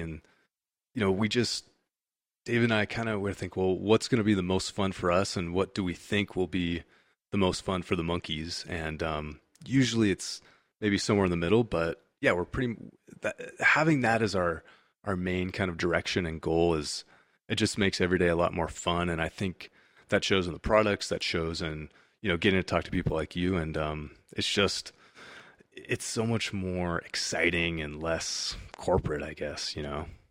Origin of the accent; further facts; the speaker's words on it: California, United States; also born or lived in Washington, D.C.; I'm from California